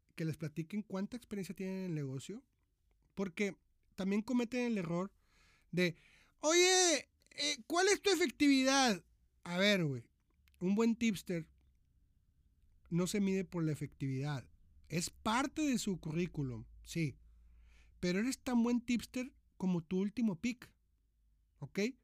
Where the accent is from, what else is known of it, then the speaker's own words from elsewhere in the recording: Monterrey, Nuevo León, Mexico; moved away as an adult; now in Argentina; soy de Monterrey, Nuevo León, México.